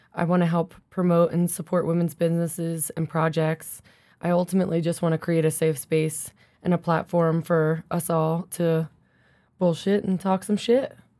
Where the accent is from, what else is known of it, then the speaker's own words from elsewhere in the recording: Philly area, New Jersey, United States; now in Colorado, United States; I grew up in South Jersey, Philly area.